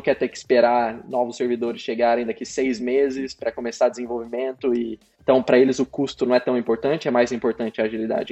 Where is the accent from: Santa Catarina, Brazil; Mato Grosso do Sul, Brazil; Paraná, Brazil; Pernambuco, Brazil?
Paraná, Brazil; Sertanópolis; moved away as an adult; also born or lived in São Paulo; now in Melbourne, Australia; eu morei em várias cidadezinhas do interior do Paraná, mas a maioria do tempo eu passei em Sertanópolis.